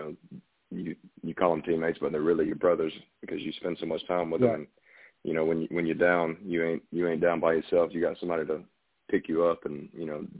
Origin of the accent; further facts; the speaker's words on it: Valdosta, Georgia, United States; I was born and raised in Vadea, Georgia, South Georgia